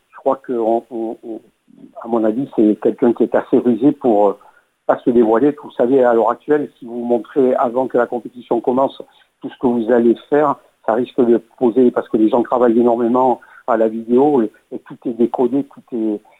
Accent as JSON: {"language": "French", "country": "France", "said": "en tant que Français, j'aimerais qu'ils aillent le plus loin possible et qu'ils remportent cette Coupe du Monde"}